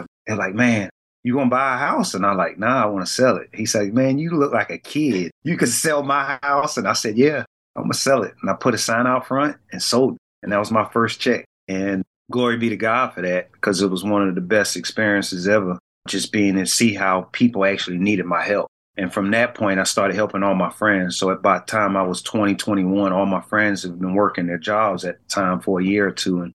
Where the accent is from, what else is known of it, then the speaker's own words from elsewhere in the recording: Savannah, Georgia, United States; we're from Savannah